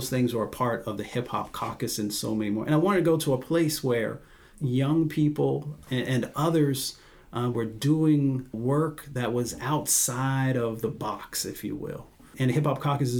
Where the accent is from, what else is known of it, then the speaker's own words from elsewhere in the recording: West Virginia, United States; moved away; I'm from West Virginia, and very proud of that, and the great sort of values and experiences that come with being a country boy, growing up, you know, running up and down the hills